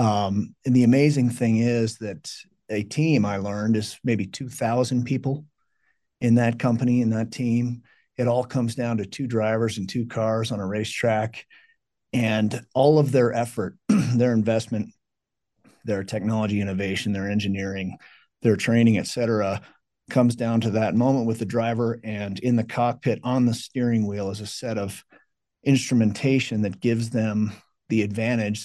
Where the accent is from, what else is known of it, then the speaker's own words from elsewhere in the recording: Colorado, United States; also born or lived in California; I was born in California, but came out here when I was 2 years old, so I don't remember that, but been Colorado ever since